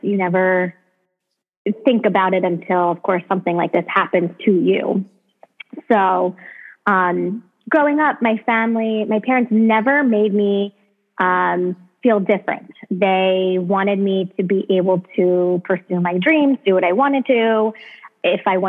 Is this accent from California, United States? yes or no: no; Baltimore, Maryland, United States; I grew up in Baltimore, Maryland